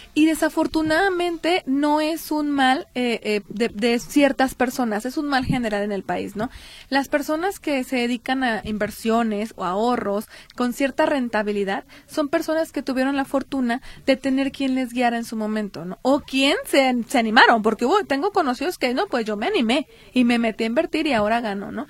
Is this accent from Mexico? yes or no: yes; Mexico; Nuestra obligación como mexicanos